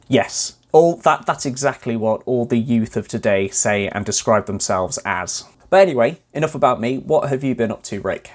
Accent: Wales, United Kingdom; my hometown in Wales.

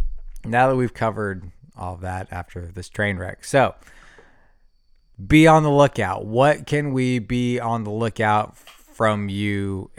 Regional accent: Wisconsin, United States; Buddy, I'm from Wisconsin. Yeah. Yeah, that's right. It's right across.

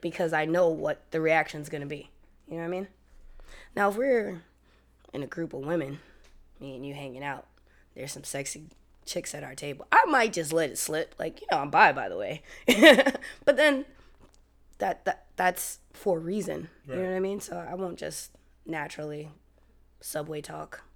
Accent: New York, United States; I'm from New York

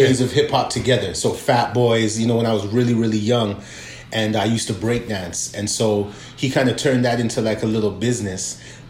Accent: Toronto, Ontario, Canada; I grew up in West End, Toronto.

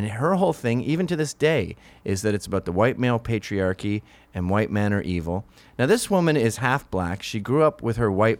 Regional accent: Canada; Yeah, we do it as Canadians.

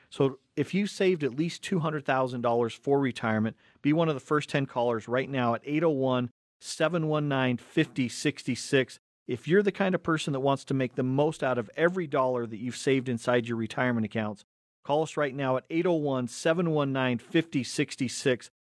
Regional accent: Cottonwood Heights, Utah, United States; we grew up in Cottonwood Heights, and so we were smack dab in the middle between Big Cottonwood Canyon, Little Cottonwood Canyon

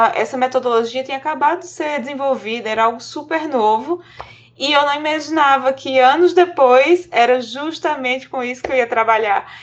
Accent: João Pessoa, Paraíba, Brazil; eu sou de João Pessoa, fui para São Paulo

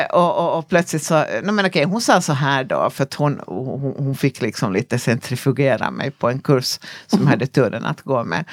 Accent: Ekenäs, Uusimaa, Finland; i min lilla hemstad, jag kommer från en liten stad som heter Ekenäs i Finland

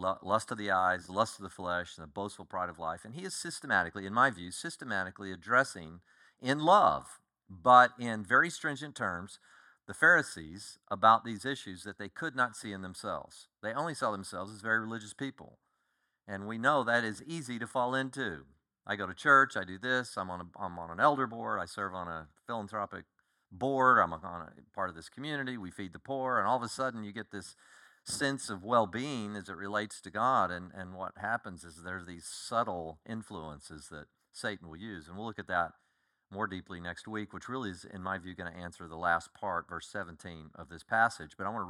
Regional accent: Colorado, United States; born there; also born or lived in Oklahoma / Kansas / Texas; I was born in Colorado. We lived in two different places in Colorado. Moved all over Texas.

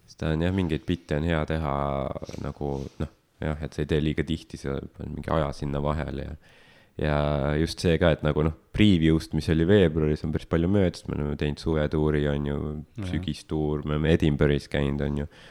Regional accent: Estonia; ma olen sündinud vabas Eestis

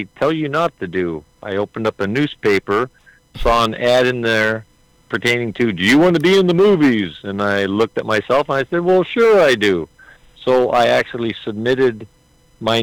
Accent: Southern California, United States; I was born and raised here in Southern California.

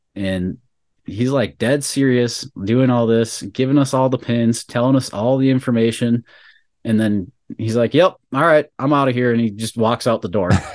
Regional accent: Bismarck, North Dakota, United States; we're from Bismarck, North Dakota

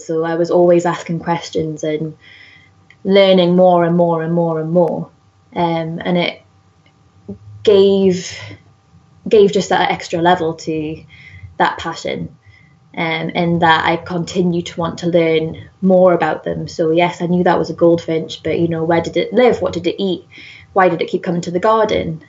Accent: Whitley Bay, North East England, United Kingdom; accent: Geordie; I grew up just outside of Newcastle um, in kind of like a seaside town called Whitley Bay

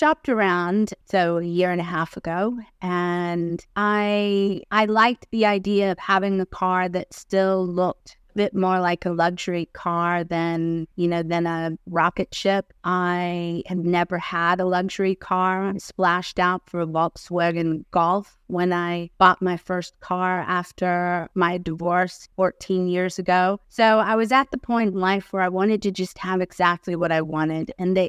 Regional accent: United States; moved away as an adult; now in Australia; So you might tell from the accent, I came from the States. I've been in Australia 10 years. Got my citizenship the December before I set off on the trip last year, June.

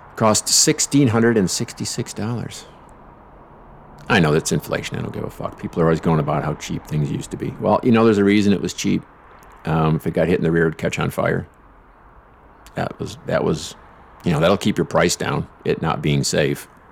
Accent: Lansing, Michigan, United States; head back to my hometown

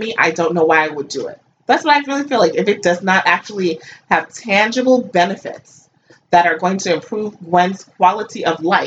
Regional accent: United States; I grew up in America

